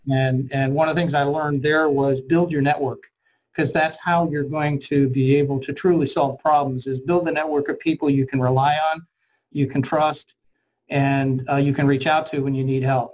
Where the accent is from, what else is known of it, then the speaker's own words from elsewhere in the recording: Cincinnati, Ohio, United States; I grew up in um, um, obviously Ohio and Cincinnati, Ohio